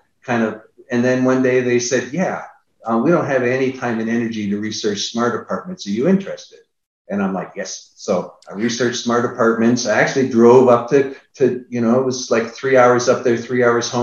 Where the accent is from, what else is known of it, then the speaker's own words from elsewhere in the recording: Niagara Falls, Ontario, Canada; now in Austin, United States; I'm from Niagara Falls